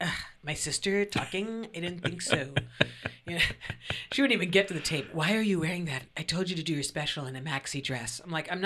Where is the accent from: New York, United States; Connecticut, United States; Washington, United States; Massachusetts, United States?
New York, United States; that's part of being a New Yorker.